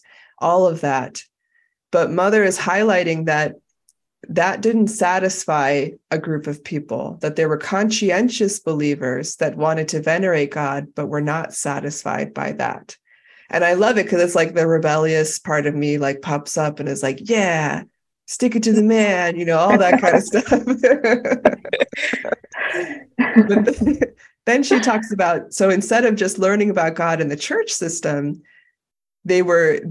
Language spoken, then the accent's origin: English; United States; as an American